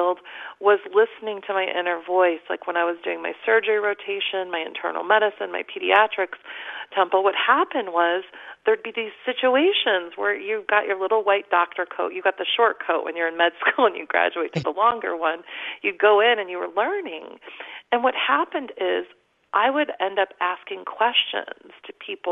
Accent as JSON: {"language": "English", "town": "Chicago", "region": "Illinois", "country": "United States", "tie": "born or raised there", "also_born_or_lived": "Omaha, Nebraska / Atlanta, Georgia / Los Angeles, California", "moved": "as an adult", "said": "I grew up in the Chicago area"}